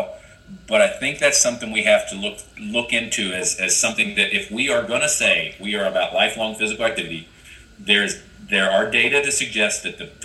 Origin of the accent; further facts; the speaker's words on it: Ohio, United States; moved away; I was born and raised in Ohio